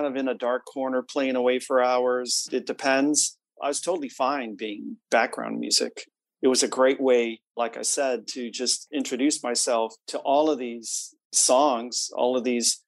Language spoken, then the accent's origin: English; Chicago, Illinois, United States; moved away as an adult; now in Boston, United States; I grew up in the Midwest, Chicago area, but went out to Boston to Berklee College of Music